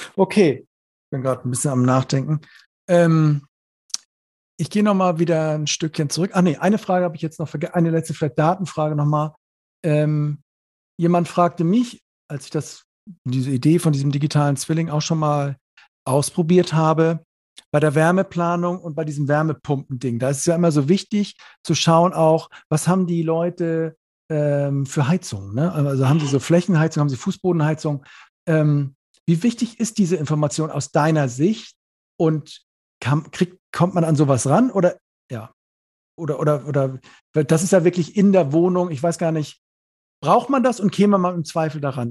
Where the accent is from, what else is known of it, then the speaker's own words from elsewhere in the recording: Neumünster, Schleswig-Holstein, Germany; ich komme aus Neumünster, ist ja Schleswig-Holstein da oben